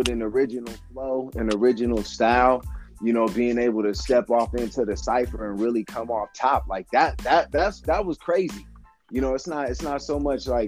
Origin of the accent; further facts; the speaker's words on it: Sacramento, California, United States; moved away as an adult; also born or lived in Arizona; now in Sacramento, United States; I was born and raised in Sacramento, but I actually left Sacramento when I was 19.